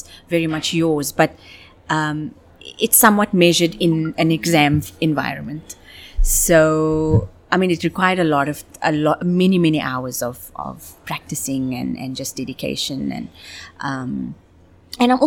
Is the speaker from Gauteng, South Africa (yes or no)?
no; Cape Town, Western Cape, South Africa; moved away as an adult; also born or lived in Johannesburg / Dubai; I was born in Cape Town